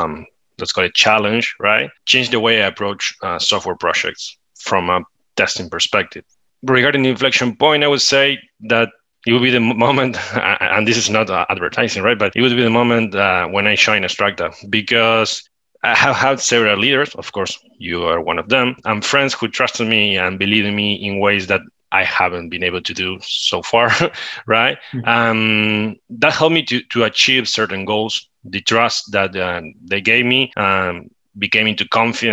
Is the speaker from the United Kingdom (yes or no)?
no; Uruguay; I'm from Uruguay.